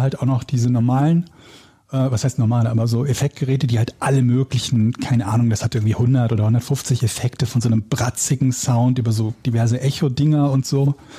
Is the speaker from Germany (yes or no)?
yes; Willich, North Rhine-Westphalia, Germany; born or raised there; now in Hamburg, Germany